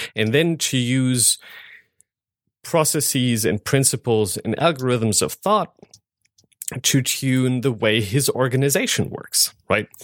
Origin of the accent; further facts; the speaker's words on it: Germany; moved away as an adult; now in United States; I'm from Germany